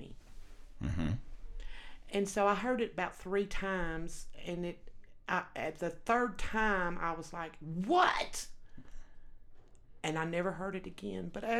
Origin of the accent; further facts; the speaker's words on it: Texas, United States; accent: Texas; moved away as an adult; also born or lived in Los Angeles, California / Colorado; now in Wyoming, United States; I was born in Los Angeles, California, but I was raised in Texas.